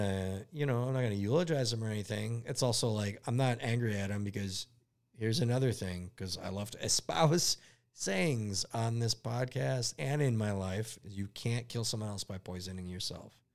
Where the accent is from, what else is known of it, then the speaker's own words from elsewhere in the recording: United States; I'm an American-born Lebanese boy